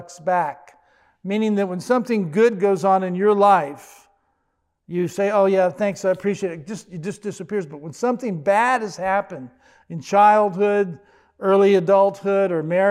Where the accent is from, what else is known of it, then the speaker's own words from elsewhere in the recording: Washington, D.C., Virginia, United States; also born or lived in Fort Myer, Virginia; I grew up in the Washington, D.C., Virginia area